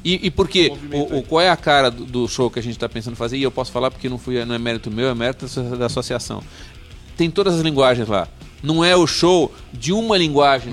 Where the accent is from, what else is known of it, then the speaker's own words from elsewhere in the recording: São Paulo, Brazil; Eu sou de São Paulo